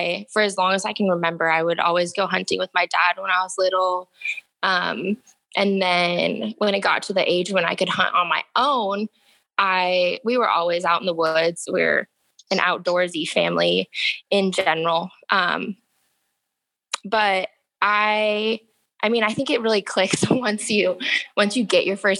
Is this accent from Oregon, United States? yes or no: yes; Forest Grove, Oregon, United States; now in Salem, United States; growing up in Forest Grove